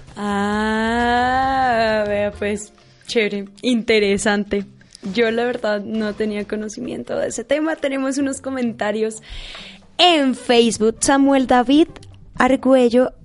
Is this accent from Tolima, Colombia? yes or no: yes; Líbano, Tolima, Colombia; yo soy de Lady de Tolima